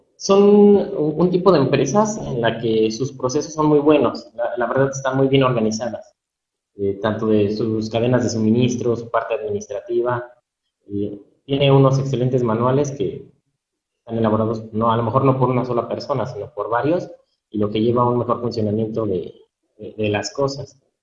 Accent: Pachuca, Hidalgo, Mexico; soy originario aquí de Pachuca, de Soto Hidalgo.

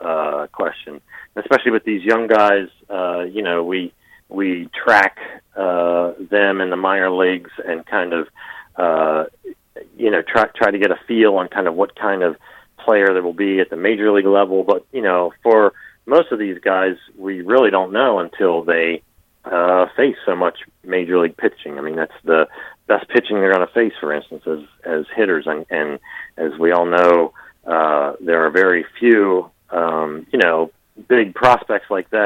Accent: Philadelphia, Pennsylvania, United States; I'm from Philadelphia

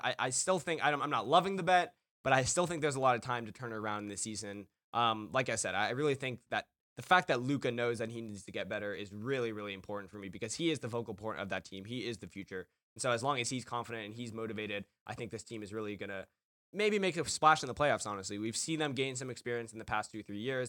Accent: Los Angeles, California, United States; I'm from Los Angeles

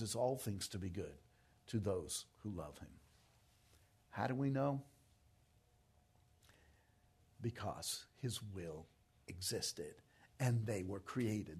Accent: New York, United States; moved away; I'm from New York

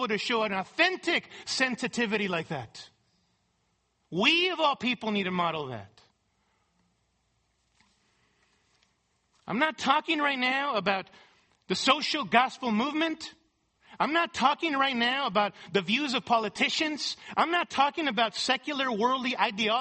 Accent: California, United States; my world as a Latino growing up in California

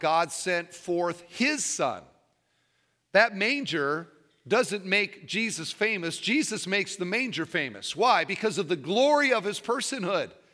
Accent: Iowa, United States; moved away as an adult; now in Indiana, United States; I've lived in Indiana for twenty-five years, but I grew up in Iowa.

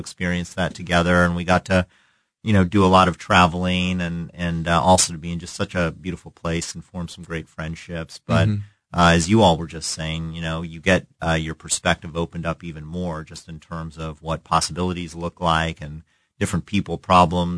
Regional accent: Kansas City, Missouri, United States; moved away as an adult; also born or lived in Vermont / Washington, D.C.; I grew up in Kansas City and grew up loving all of the things about Kansas City

